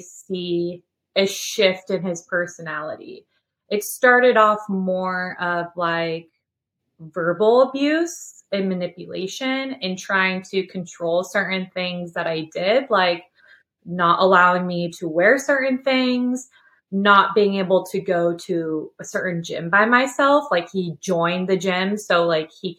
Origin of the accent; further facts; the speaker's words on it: Sacramento, California, United States; moved away as an adult; also born or lived in Nashville, Tennessee; now in Knoxville, United States; I'm originally from Sacramento, California. And so I lived in California my whole life before I moved to Tennessee in June 2020.